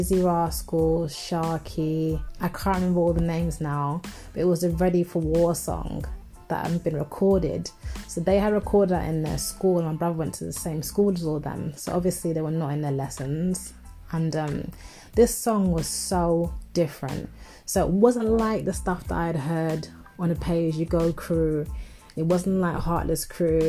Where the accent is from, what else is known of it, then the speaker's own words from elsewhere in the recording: London, United Kingdom; I'm from North London in Tottenham.